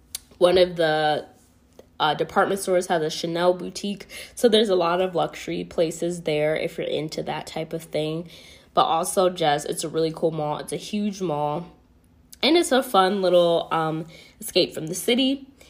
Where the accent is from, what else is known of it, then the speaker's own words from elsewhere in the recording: York, Pennsylvania, United States; moved away as an adult; also born or lived in Georgia / California / Florida / Philadelphia, Pennsylvania; I actually grew up in Pennsylvania. As you guys might know, I grew up in Pennsylvania in York. So it's kind of funny that I'm back living here now after I, you know, moved around to Georgia and California and Florida, and now I'm back here in Pennsylvania.